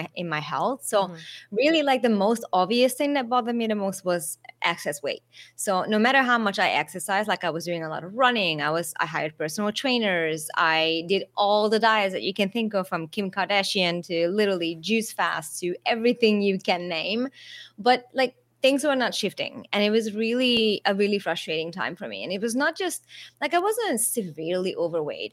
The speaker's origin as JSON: {"language": "English", "region": "Budapest", "country": "Hungary", "tie": "born or raised there", "also_born_or_lived": "Las Vegas, United States / Australia", "moved": "as an adult", "lives_now": "Thailand", "said": "I was born in Budapest and spent the first 20 years of my life there."}